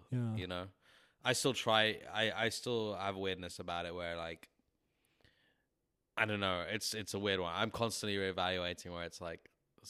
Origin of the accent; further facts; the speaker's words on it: England, United Kingdom; now in Milwaukee, United States; Like, a lot of people, I'm English, why are you here? Because I'm trying to pursue music.